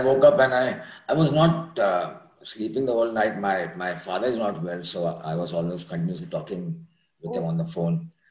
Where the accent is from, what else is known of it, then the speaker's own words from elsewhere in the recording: Pune, Maharashtra, India; now in Dublin, United States; I'm located in Columbus, Ohio. I'm basically from Pune.